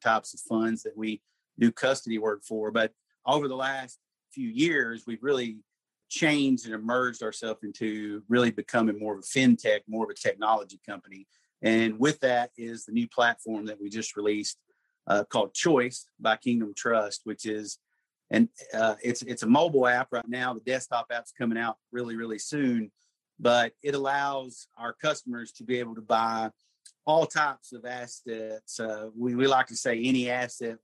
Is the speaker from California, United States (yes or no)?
no; Murray, Kentucky, United States; also born or lived in Tennessee; I'm from Murray, Kentucky. Wasn't born and raised there. I was actually born in Tennessee, but moved there before I was a year old.